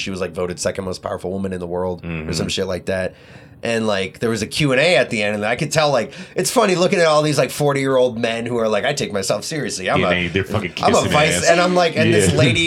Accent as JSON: {"language": "English", "town": "Detroit", "region": "Michigan", "country": "United States", "said": "oh, Detroit"}